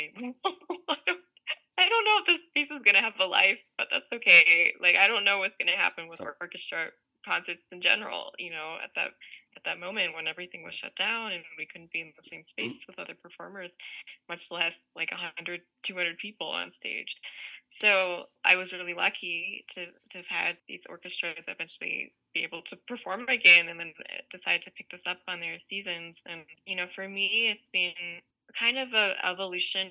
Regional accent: United States; I'm an Indian American, and a lot of the music I grew up listening to was also Indian classical music

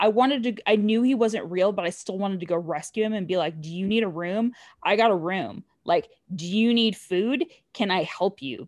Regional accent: Southern California, United States; now in Texas, United States; I grew up in Southern California

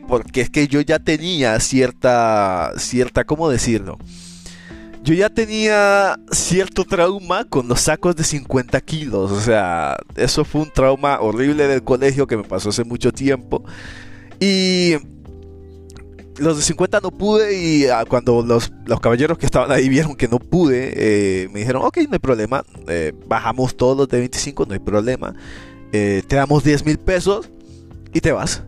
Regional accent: Colombia; moved away as an adult; now in Chile; soy de Colombia, pero vivo en Chile.

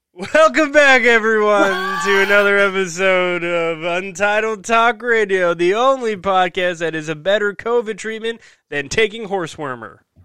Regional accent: New Jersey, United States; in my home state of New Jersey here.

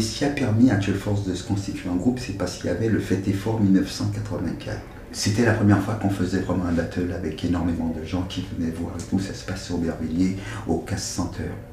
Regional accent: Martinique; also born or lived in Dugny, France; now in France; Je viens de la Martinique. Je pars de la Martinique en 1974 et j'arrive dans les périodes du mois de juin en France, dans une commune qui s'appelle Duny

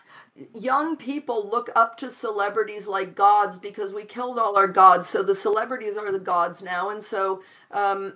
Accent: Midwest, United States; I grew up in the Midwest in the 60s and 70s.

